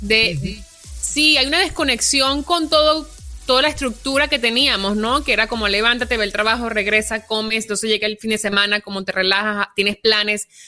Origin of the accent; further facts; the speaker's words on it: Venezuela; moved away; yo vengo de Venezuela donde hay una tiranía perpetuada en el poder por 20 años